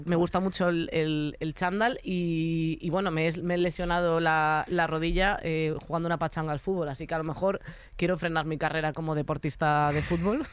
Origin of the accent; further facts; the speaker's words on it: A Coruña, Galicia, Spain; yo, que soy de Coruña